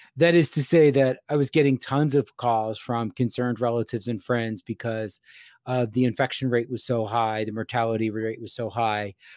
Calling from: Gettysburg, Pennsylvania, United States; I am calling from Gettysburg, Pennsylvania.

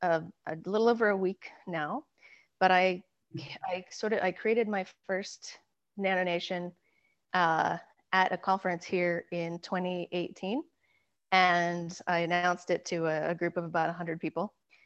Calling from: Austin, Texas, United States; I'm calling from Austin, Texas.

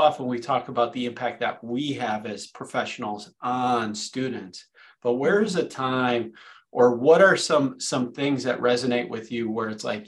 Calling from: California, United States; And he's coming from sunny Southern California. I'm coming from Northern California.

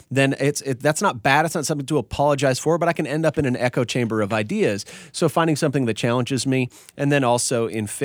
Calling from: McKinney, Texas, United States; Hey, Culture Matters. … in McKinney, Texas.

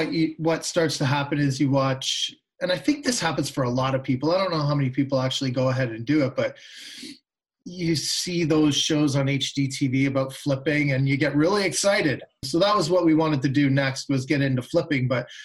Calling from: Oshawa, Ontario, Canada; Well, I'm sitting in sunny Oshawa right now, Oshawa, Ontario. Yep. That is about a half an hour, maybe 40 minutes east of downtown Toronto.

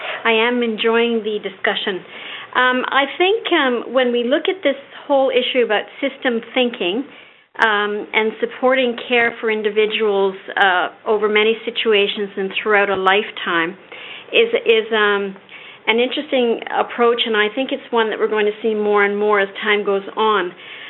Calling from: Toronto, Ontario, Canada; Hello. I'm calling from St. Michael's Hospital in Toronto, Ontario, Canada.

